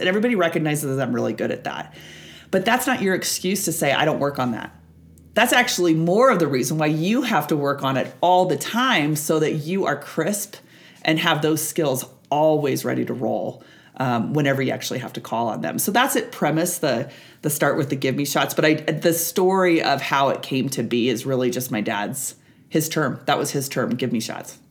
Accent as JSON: {"language": "English", "region": "Nebraska", "country": "United States", "tie": "born or raised there", "said": "I born and raised on Nebraska"}